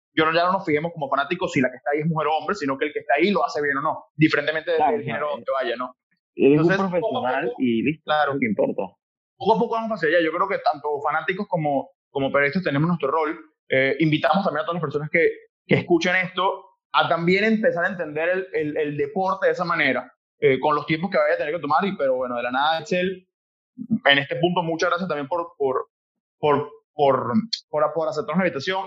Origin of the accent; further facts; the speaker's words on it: Venezuela; now in Panama; siendo venezolano